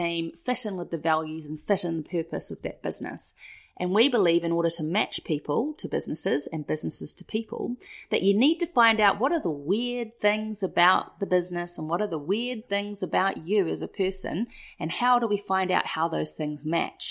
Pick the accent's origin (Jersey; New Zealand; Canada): New Zealand; come from New Zealand, and I'm part Māori